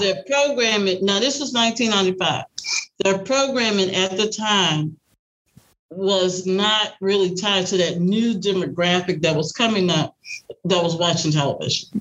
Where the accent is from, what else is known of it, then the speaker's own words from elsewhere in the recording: New Orleans, Louisiana, United States; now in Dallas, United States; I'm originally from New Orleans, Louisiana.